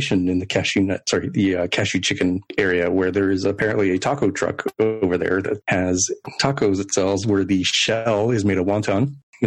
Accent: Texas, United States; growing up in Texas, like, I have a very different opinion on the size of states

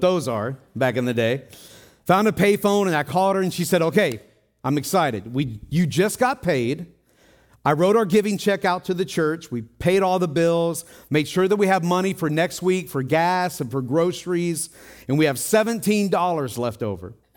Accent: Tennessee, United States; I grew up in Tennessee

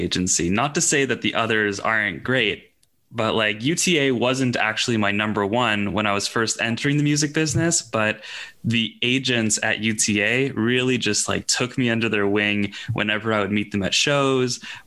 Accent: Canada; I'm actually from, well, I guess just a little bit north of the Northeast of the U.S.

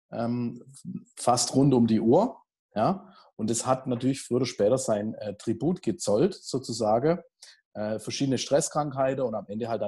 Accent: Heilbronn, Baden-Württemberg, Germany; also in meiner Heimatstadt bin, in, in Heilbronn und Umgebung

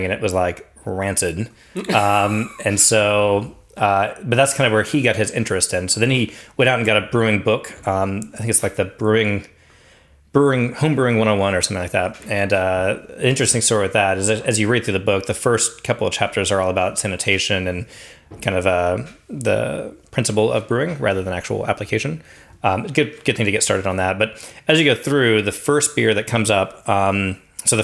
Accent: Fort Worth, Texas, United States; Fort Worth is home for me, which is pretty close to Dallas

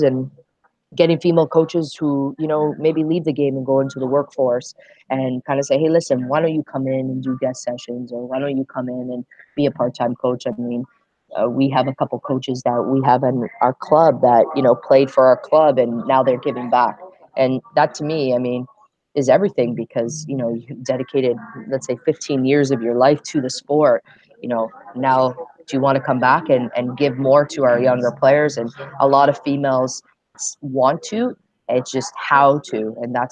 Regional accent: Ontario, Canada; moved away as an adult; also born or lived in England / United States; I came back to Canada

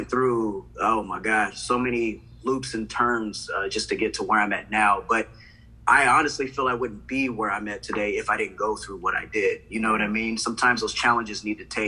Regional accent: Palm Springs, California, United States; also born or lived in Corona; I grew up in Palm Springs for a while

